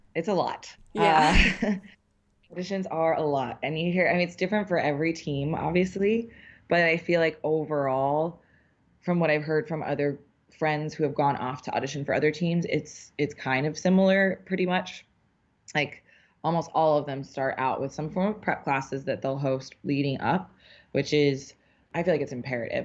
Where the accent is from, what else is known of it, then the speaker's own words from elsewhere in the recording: New Orleans, Louisiana, United States; now in New York, United States; I'm from New Orleans originally